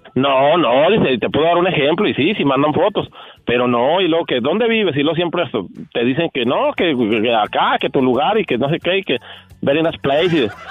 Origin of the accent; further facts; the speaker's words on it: southern Chihuahua, Mexico; Yo nací en Chihuahua, en el sur de Chihuahua